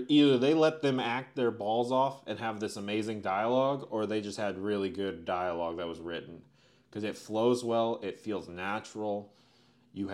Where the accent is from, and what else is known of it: United States